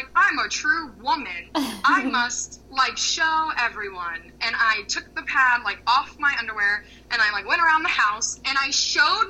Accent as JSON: {"language": "English", "region": "Florida", "country": "United States", "tie": "born or raised there", "said": "growing up in Florida"}